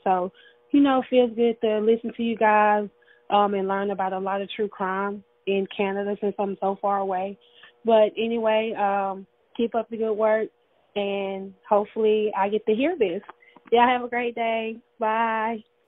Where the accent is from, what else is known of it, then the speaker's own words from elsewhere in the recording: Tupelo, Mississippi, United States; I'm from Tupelo, Mississippi